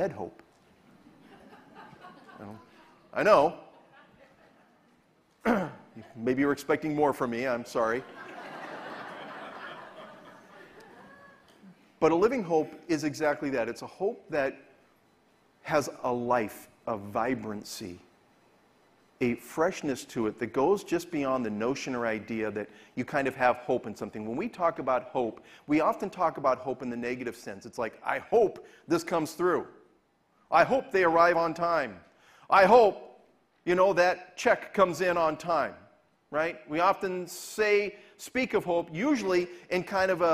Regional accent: Southern California, United States; also born or lived in Venice, California; As somebody who's born and raised in California and grew up in Southern California

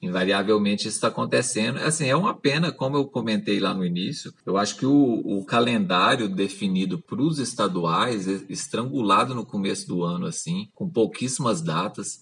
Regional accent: Minas Gerais, Brazil; eu sou de Minas Gerais

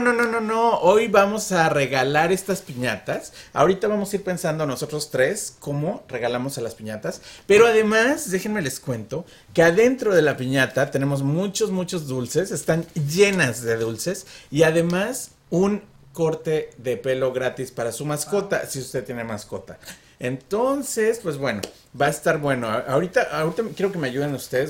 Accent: Mexico City, Mexico; now in Arizona, United States; somos de Ciudad de México

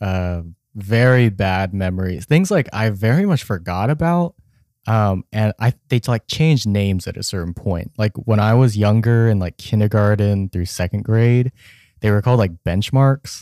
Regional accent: Richardson, Texas, United States; I grew up in Richardson, Texas, which is a suburb outside of Dallas

